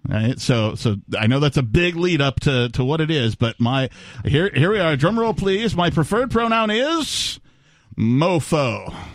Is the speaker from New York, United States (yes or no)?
no; Wisconsin, United States; growing up in Wisconsin